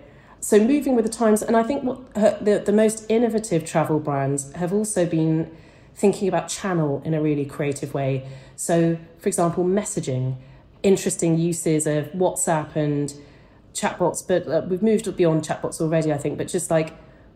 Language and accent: English; United Kingdom; I'm British